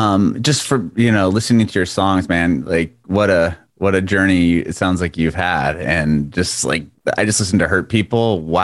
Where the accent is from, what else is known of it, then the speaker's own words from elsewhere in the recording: San Diego, California, United States; moved away as an adult; now in Nashville, United States; I'm from San Diego originally. I just moved out here a little over a year ago.